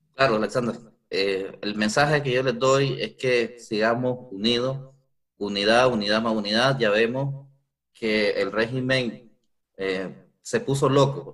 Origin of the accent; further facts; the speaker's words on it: Nicaragua; now in Costa Rica; nosotros como nicaragüenses